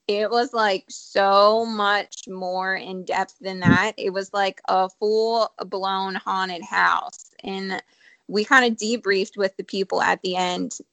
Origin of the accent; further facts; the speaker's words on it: Ohio, United States; now in Charlotte area, United States; I'm from Ohio